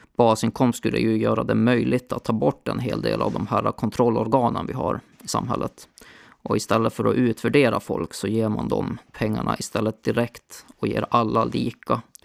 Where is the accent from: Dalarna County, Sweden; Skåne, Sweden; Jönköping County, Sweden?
Dalarna County, Sweden; Borlänge; now in Linköping, Sweden; där jag växte upp, Borlänge